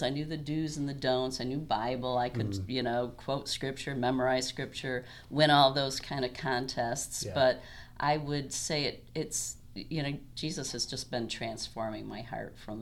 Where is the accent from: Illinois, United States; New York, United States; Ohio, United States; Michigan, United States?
Michigan, United States; I was born in Michigan